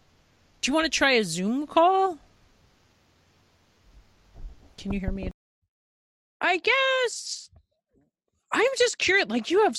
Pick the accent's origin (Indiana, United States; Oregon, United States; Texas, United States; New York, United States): New York, United States; Long Island; I am from Long Island originally